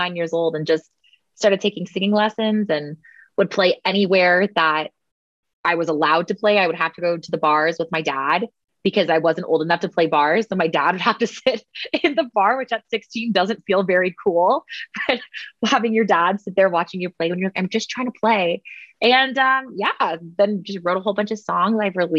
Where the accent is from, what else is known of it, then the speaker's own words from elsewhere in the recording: Oakville, Ontario, Canada; also born or lived in Washago, Ontario; I'm originally from Oakville, Ontario. So just like an hour outside of Toronto, and born and raised there